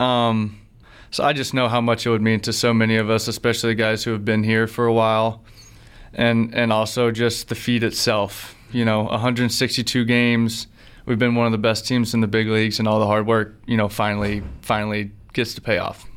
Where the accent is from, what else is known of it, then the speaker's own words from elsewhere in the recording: Alabama, United States; I grew up in Alabama